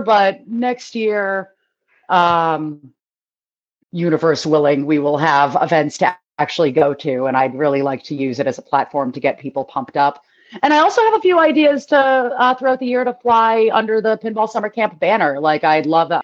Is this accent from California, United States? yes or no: no; Boston, Massachusetts, United States; I'm from Boston